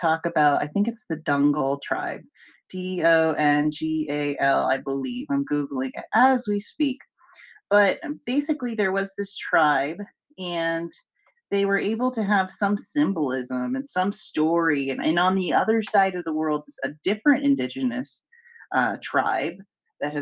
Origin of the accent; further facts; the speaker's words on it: Albuquerque, New Mexico, United States; I'm from Albuquerque, New Mexico